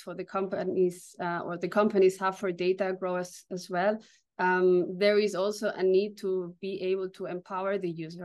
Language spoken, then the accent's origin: English; Barcelona, Catalonia, Spain; now in Berlin, Germany; I'm originally from Barcelona in Spain, but located in Berlin for a long time.